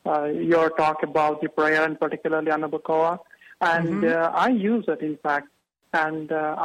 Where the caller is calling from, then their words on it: New Albany, Ohio, United States; I'm calling from New Albany, Ohio.